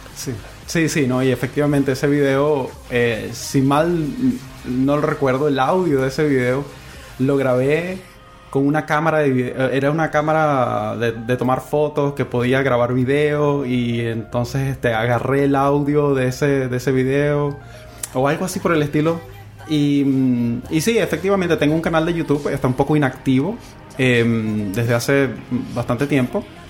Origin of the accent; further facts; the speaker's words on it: Venezuela; moved away as an adult; now in Chile; yo soy em, venezolano, para comenzar. Eh, tengo aquí en Chile aproximadamente dos años